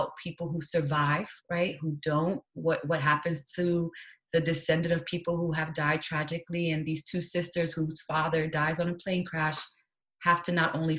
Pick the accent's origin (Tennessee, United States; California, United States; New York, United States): New York, United States; New York City; moved away as an adult; now in Washington, D.C., United States; I was born and raised in New York City, and I currently live in Washington, D.C.